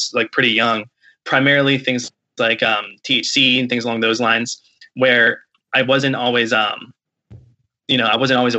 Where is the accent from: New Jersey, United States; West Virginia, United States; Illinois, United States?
West Virginia, United States; Martinsburg; I grew up in Martinsburg, West Virginia, which is in the Eastern Panhandle.